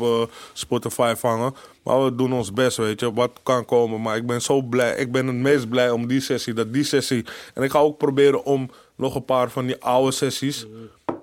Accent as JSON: {"language": "Dutch", "town": "Amsterdam", "region": "North Holland", "country": "Netherlands", "said": "ik als echte Amsterdammer"}